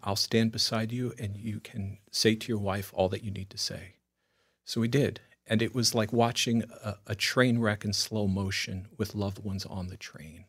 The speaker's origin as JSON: {"language": "English", "area": "Long Island", "region": "New York", "country": "United States", "also_born_or_lived": "Italy (ancestry)", "moved": "yes", "said": "coming from Long Island"}